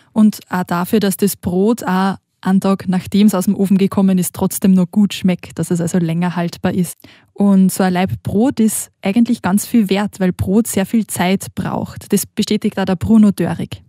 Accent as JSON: {"language": "German", "country": "Austria", "moved": "as an adult", "lives_now": "Switzerland", "said": "ich bin aus Österreich und ich war jetzt über Ostern auch nach Hause gefahren zu meiner Familie"}